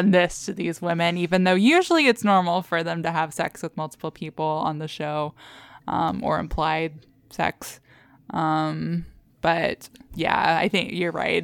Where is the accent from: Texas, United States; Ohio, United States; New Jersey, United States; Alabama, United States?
Texas, United States; We grew up in Texas